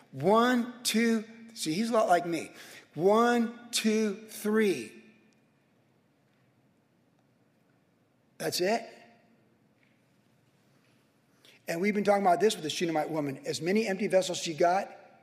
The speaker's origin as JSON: {"language": "English", "town": "Carlsbad", "region": "California", "country": "United States", "tie": "born or raised there", "said": "as a kid, as a young adult, growing up in Carlsbad"}